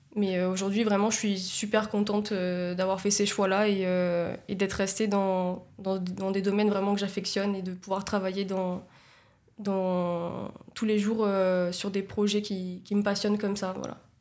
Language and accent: French; Nice, Provence-Alpes-Côte d'Azur, France; also born or lived in Saint-Laurent-du-Var / Italy; moi en fait je suis née à Nice, j'ai grandi à Nice.